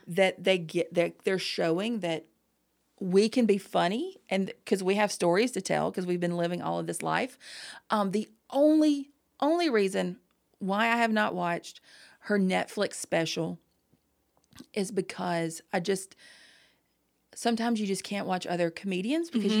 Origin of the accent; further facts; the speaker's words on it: the South, United States; growing up in the South